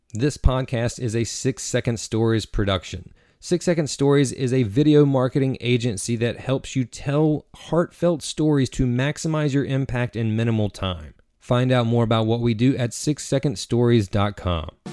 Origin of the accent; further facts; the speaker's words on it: Eastern North Carolina, United States; I am from Eastern North Carolina, and I grew up an athlete.